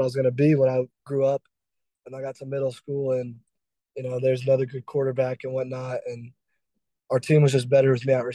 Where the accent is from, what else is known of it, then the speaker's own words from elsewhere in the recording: Dallas, Texas, United States; I was born and raised in Texas